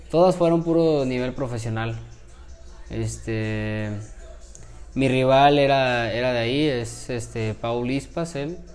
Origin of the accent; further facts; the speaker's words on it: Mexico; yo iba como mexicano, también otro compañero de, Monterrey.